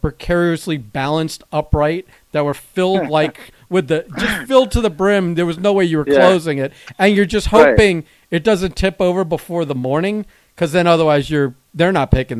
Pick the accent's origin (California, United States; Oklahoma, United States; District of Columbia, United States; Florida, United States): Florida, United States; Plantation; I grew up in Plantation